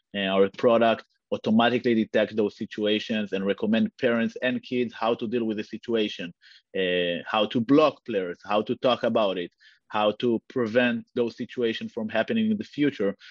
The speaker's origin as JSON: {"language": "English", "country": "Israel", "moved": "as an adult", "lives_now": "United States", "said": "I'm I'm originally from from Israel, moved to the US uh, a few years ago"}